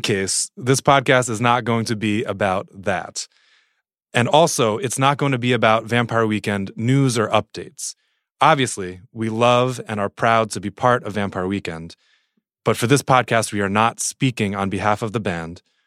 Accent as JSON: {"language": "English", "region": "New Jersey", "country": "United States", "tie": "born or raised there", "said": "I grew up in New Jersey, which is, I think, fairly formative for me and still sort of definitional."}